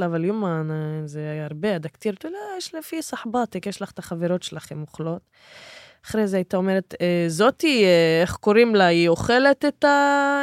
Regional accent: Israel; אני נהייתי מה שנקרא הבת של ערבי ישראלי

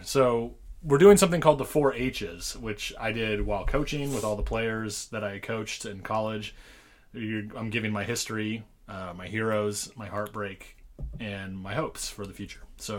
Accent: Sacramento, California, United States; Born and raised in Sacramento, California. Went to high school out here.

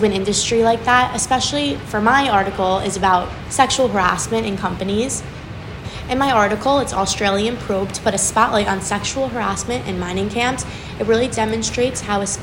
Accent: Livingston, New Jersey, United States; I'm from Livingston, New Jersey

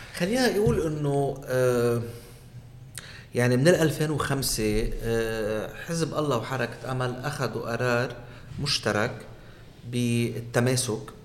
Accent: Aitaroun, South Governorate, Lebanon; بضيعتي أنا من عيترون أمي من بنت جبال

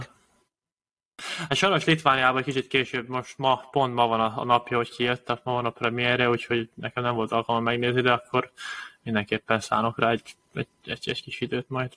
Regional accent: Hungary; magyarok vagyunk mindannyian

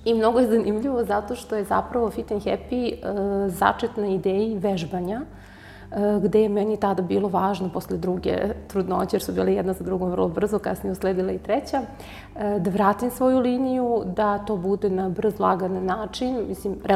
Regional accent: Belgrade, Serbia; moved away as an adult; now in Niš, Serbia; U Nišu sam, preselila sam se, inače sam iz Beograda, ovde sam se udala.

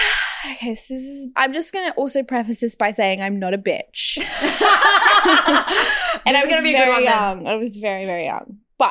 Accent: Adelaide, South Australia, Australia; moved away as an adult; now in Sydney, Australia; So I'm from Adelaide. Nothing really happens in Adelaide. It's pretty boring.

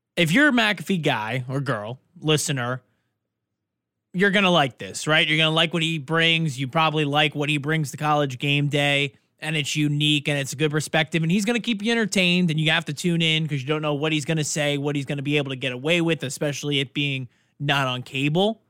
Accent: New York, United States; I'm from New York

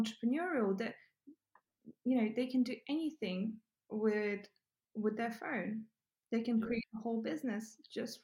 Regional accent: Ukraine; also born or lived in England; now in United Kingdom; I grew up in Ukraine.

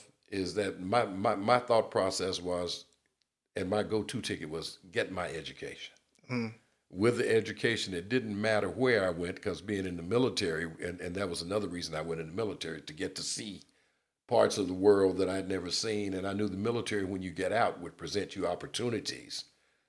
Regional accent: the South, United States; now in California, United States; I'm from the South

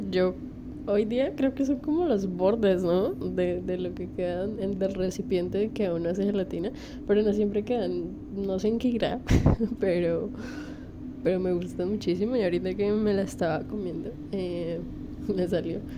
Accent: Bogotá, Colombia; accent: rolo; eh, mi acento rolo cuando empiezo a grabarte

